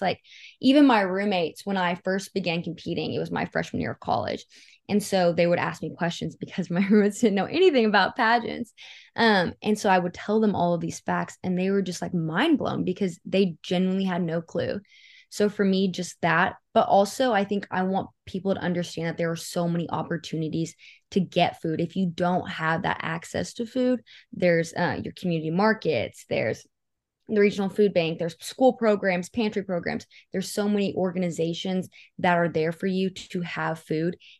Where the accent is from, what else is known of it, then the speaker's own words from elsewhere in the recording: Seminole County, Oklahoma, United States; I grew up in Seminole County, and it's a very, like, poverty-driven part of the state.